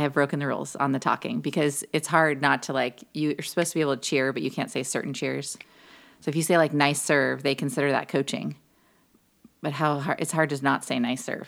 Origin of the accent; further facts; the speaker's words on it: California, United States; moved away as an adult; now in Florida, United States; I'm from California